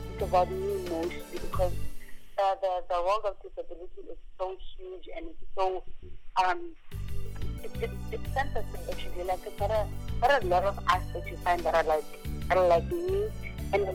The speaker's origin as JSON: {"language": "English", "town": "Kempton Park", "region": "Gauteng", "country": "South Africa", "tie": "born or raised there", "also_born_or_lived": "Mulobedi", "said": "raised in Joburg, in a place called Kempton Park"}